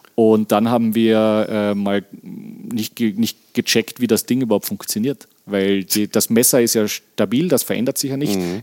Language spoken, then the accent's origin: German; Weissensee, Carinthia, Austria; Der hat ein Hotel hier am Weißensee und der zweite betreibt einen Onkel von mir, auch ein Hotel. Und dadurch bin ich natürlich in der Gastronomiefamilie aufgewachsen